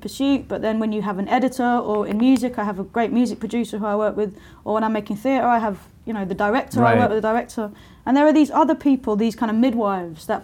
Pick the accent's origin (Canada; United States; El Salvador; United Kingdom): United Kingdom; London; I was growing up in Lewisham, which is the borough where I grew up.